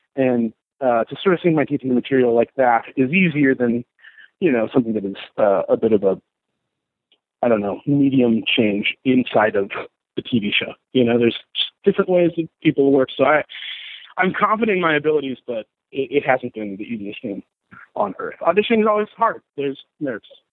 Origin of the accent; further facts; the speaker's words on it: Southern California, United States; growing up in Southern California